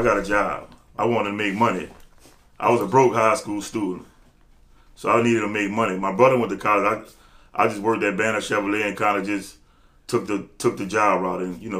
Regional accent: New Orleans, Louisiana, United States; I'm from New Orleans, the Ninth Ward.

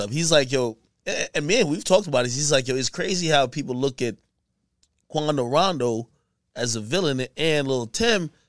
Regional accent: Jamaica; See, I'm Jamaican.

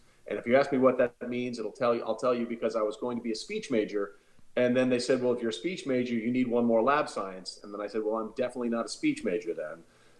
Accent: Connecticut, United States; moved away as an adult; also born or lived in New York City / Waco, Texas / Allentown, Pennsylvania / St. Louis, Missouri; I grew up, my parents are both from Texas, but I grew up in the Northeast and was born in New York City, grew up in Connecticut. And I went to school in Texas.

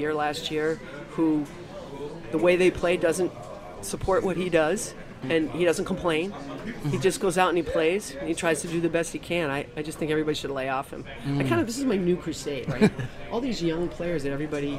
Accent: New England, United States; I'm from New England

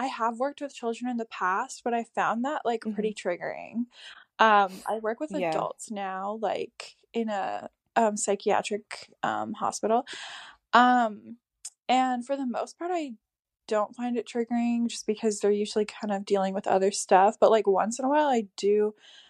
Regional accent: Canada; My parents are divorced. I grew up like in Canada.

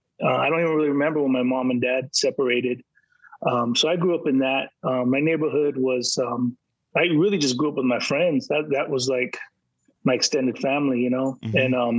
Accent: San Diego, California, United States; So, you know, we're from San Diego.

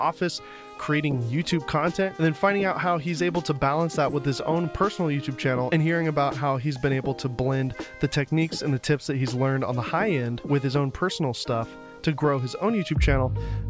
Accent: Laguna Niguel, California, United States; all the way from Laguna Niguel, my hometown.

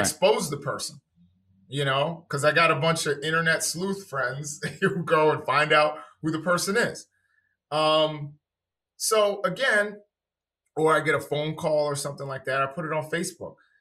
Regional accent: New York City, New York, United States; moved away; also born or lived in Washington, D.C.; I'm originally from New York City.

